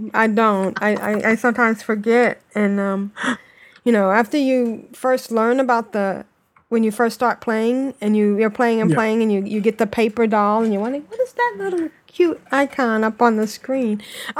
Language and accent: English; United Kingdom; I mean, I'm British.